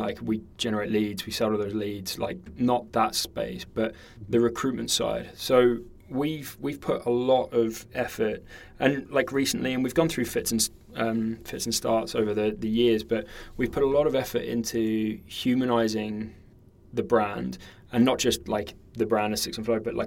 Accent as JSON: {"language": "English", "country": "New Zealand", "tie": "born or raised there", "said": "I grew up in New Zealand"}